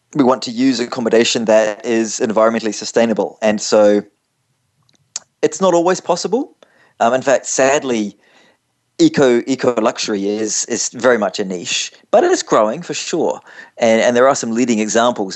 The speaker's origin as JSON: {"language": "English", "country": "New Zealand", "also_born_or_lived": "London, England", "moved": "as an adult", "said": "As you can see from my accent, I'm not from around your parts, and uh, originally from from New Zealand, but but moved up to, to London, England, straight after university."}